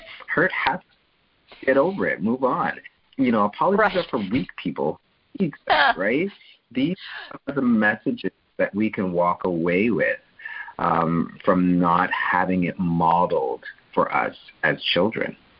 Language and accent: English; Canada; I'm a Canadian